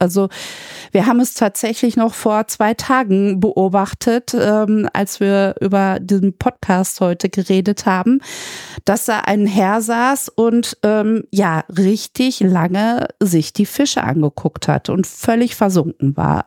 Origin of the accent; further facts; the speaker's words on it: Münster, North Rhine-Westphalia, Germany; ich komme aus Münster